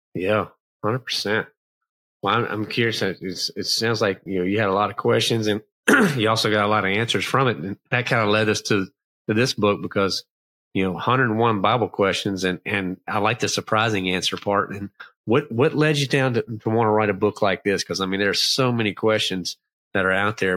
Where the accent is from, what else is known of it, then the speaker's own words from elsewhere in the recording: Clarksville, Virginia, United States; now in North Carolina, United States; So it was a little town called Clarksville, but it was close to Danville